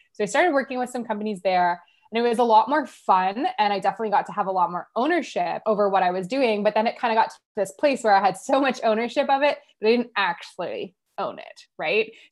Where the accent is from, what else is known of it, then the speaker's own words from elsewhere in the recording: Ottawa, Ontario, Canada; I'm from Ottawa, Canada, uh, born and raised.